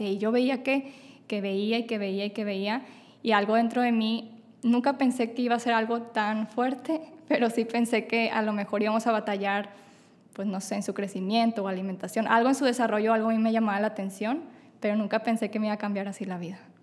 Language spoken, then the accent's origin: Spanish; Monterrey, Nuevo León, Mexico; soy de Monterrey, Nuevo León